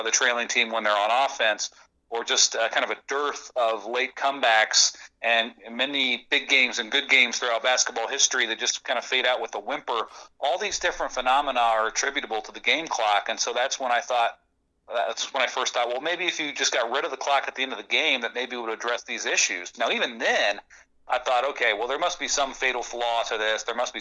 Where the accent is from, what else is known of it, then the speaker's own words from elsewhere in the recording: Southwest Ohio, United States; I grew up in Southwest Ohio